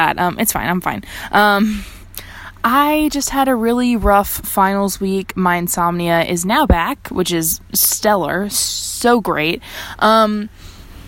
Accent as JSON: {"language": "English", "town": "Fort Worth", "region": "Texas", "country": "United States", "also_born_or_lived": "Lubbock, Texas", "said": "moving home has been great, actually. I am from Fort Worth"}